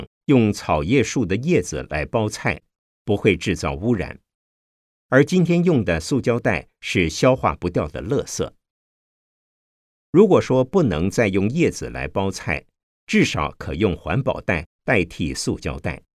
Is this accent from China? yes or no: yes; Changshu, Jiangsu, China; 我的家乡在江苏省常熟县。是所谓的鱼米之乡，水质非常好